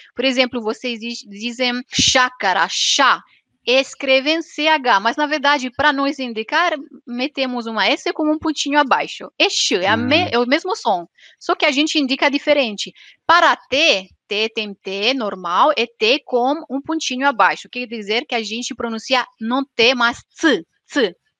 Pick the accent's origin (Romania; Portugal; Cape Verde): Romania; Transylvania; Portuguese is a second language; moved away as an adult; now in Italy; eu sou da Romênia da Transilvânia